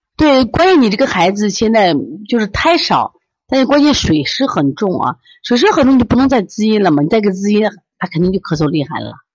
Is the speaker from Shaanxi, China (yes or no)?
yes; Shaanxi, China; 我们陕西人就叫够甲